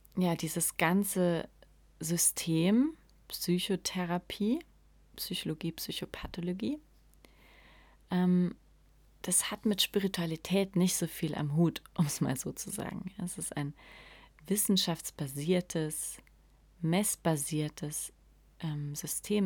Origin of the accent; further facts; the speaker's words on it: Saarland, Germany; accent: Saarland (CH pronounced as SCH); Ich komme aus dem Saarland und wir können das CH einfach nicht aussprechen. es klingt alles wie SCH.